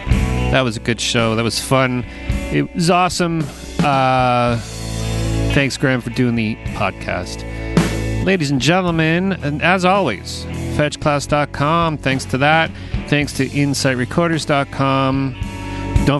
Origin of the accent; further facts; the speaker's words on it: Canada; also born or lived in Portsmouth, England; I as a Canadian